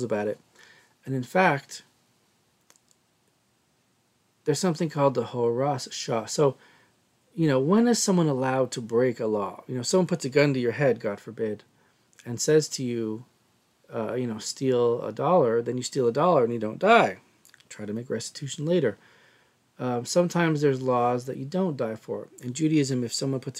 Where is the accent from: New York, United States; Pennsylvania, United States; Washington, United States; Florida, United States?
Washington, United States; Seattle; growing up in Seattle